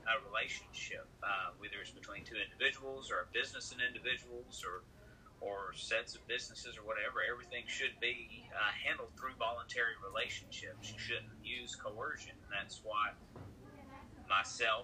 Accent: West Memphis, Arkansas, United States; I'm from West Memphis, where everything happened.

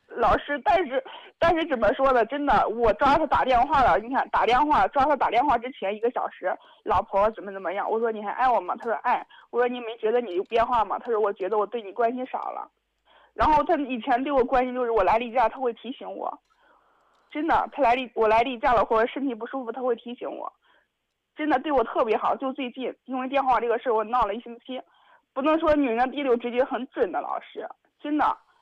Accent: Zhengzhou, Henan, China; 我家是郑州的

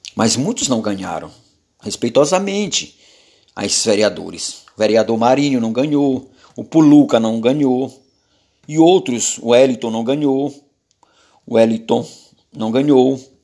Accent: Araioses, Maranhão, Brazil; now in Paço do Lumiar, Brazil; Sou, sou natural de Araioses, do interior do povoado Canabrava, do município de Araioses, no Maranhão, ali. Nasci

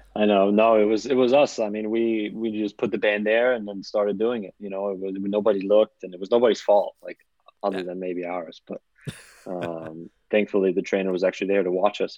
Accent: United States; I'm American

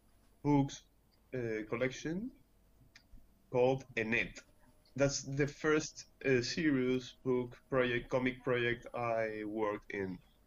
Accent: Peru; also born or lived in Barcelona; Well, I was born in Peru. I lived here almost all my life. Then when I was almost 20, I went to Barcelona and studied illustration a little bit.

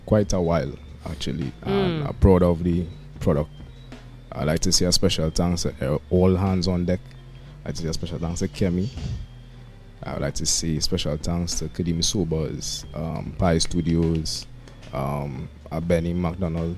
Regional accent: Trinidad & Tobago; also born or lived in New York, United States; I was born in the United States, firstly, but the majority of my life was spent schooling and everything. I grew up in Trinidad. Trinidad is home.

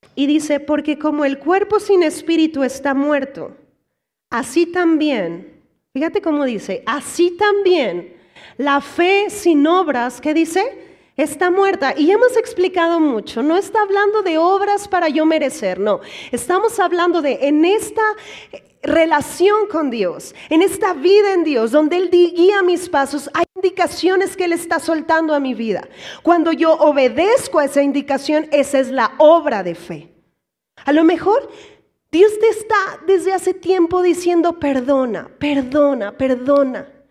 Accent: Mexico; Aquí como mexicanos

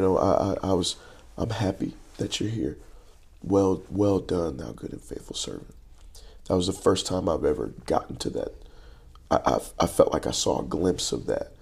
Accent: Lancaster, Texas, United States; I grew up in Lancaster, Texas

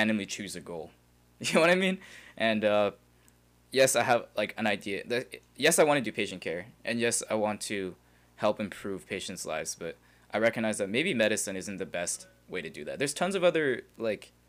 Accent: Calgary, Alberta, Canada; we're from Calgary, so a lot of people are like, yes, I want to do engineering, I want to work in oil and gas

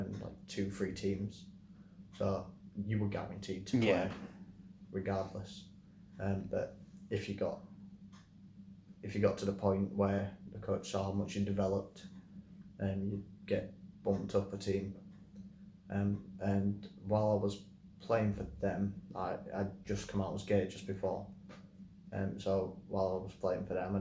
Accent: Leeds, Yorkshire and the Humber, United Kingdom; moved away as an adult; now in Nottingham, United Kingdom; I moved to Nottingham to be with my partner. I'm originally from Leeds.

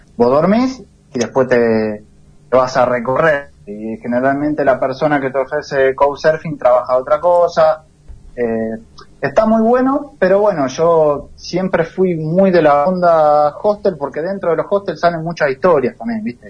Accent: Darregueira, Buenos Aires Province, Argentina; moved away as an adult; also born or lived in Italy / Australia / New Zealand / Barcelona; now in Sant Pere Pescador, Spain; me siento muy marcado por mi pueblo. La pequeña costumbre, la infancia que, tuvimos allá es increíble

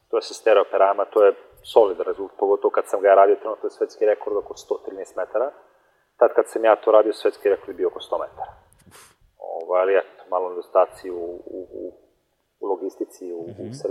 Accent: Montenegro; kod nas u Crnoj Gori

